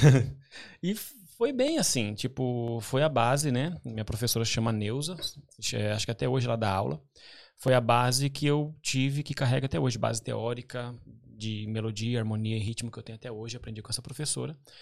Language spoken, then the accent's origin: Portuguese; Pinhais, Paraná, Brazil; also born or lived in Curitiba; now in London, United Kingdom; eu nasci em Curitiba, né? Nasci no hospital em Curitiba, mas a minha família, né, a gente morou sempre em Pinhais